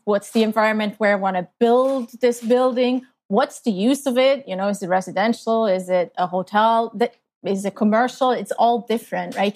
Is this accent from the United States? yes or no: no; Switzerland; moved away as an adult; now in Canada; I grew up in Switzerland, in a very small town